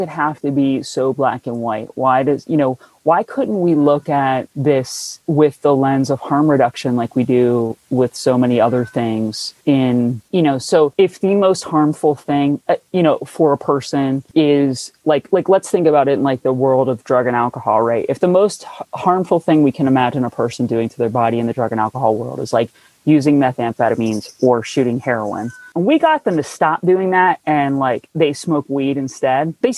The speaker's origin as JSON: {"language": "English", "region": "New Jersey", "country": "United States", "moved": "yes", "said": "I'm from New Jersey, where if you say pop, someone punches you in the face"}